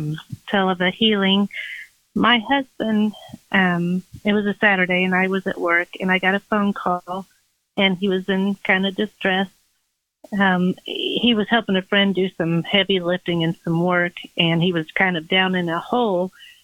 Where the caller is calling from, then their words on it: Indianapolis, Indiana, United States; I'm from Indianapolis.